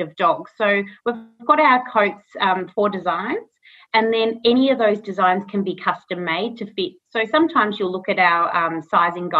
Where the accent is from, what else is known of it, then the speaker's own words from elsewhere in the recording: Castlemaine, Victoria, Australia; I think I'm seventh generation here in Castlemaine